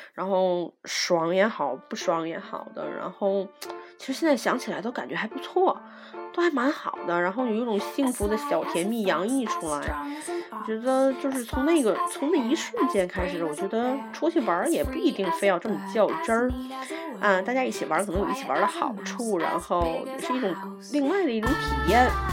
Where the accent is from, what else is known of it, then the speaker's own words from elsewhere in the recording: Tianjin, China; accent: Tianjin dialect; 我就是个天津人。